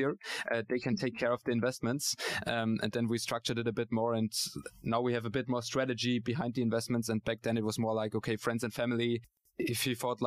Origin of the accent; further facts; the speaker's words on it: Austria; now in Hamburg, Germany; I'm originally from Austria